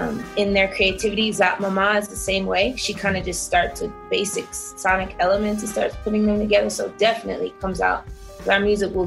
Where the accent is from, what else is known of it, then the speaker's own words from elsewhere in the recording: New York City, New York, United States; now in Colorado, United States; I was born in Hollis, Queens. My whole family is from Hollis, Queens.